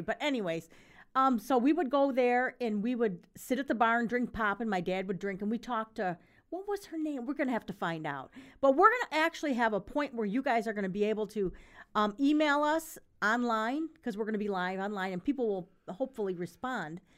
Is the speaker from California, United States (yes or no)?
no; Grand Rapids, Michigan, United States; growing up in Grand Rapids